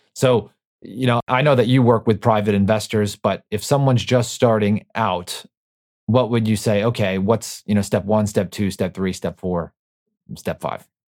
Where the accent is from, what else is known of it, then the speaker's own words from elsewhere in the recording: New York, United States; I'm from New York